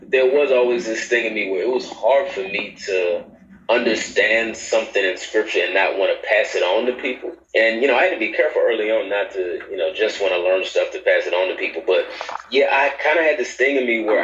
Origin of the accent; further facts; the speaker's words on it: Dallas, Texas, United States; now in Atlanta, United States; Born and raised in Dallas, Texas. Grew up there